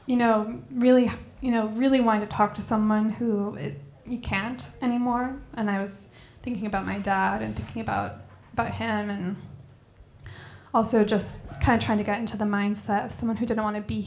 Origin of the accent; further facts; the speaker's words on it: Bloomington, Indiana, United States; I grew up here in Bloomington